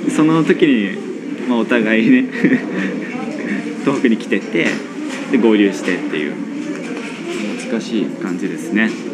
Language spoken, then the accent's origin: Japanese; Kasuga, Fukuoka, Japan; 福岡ですって話で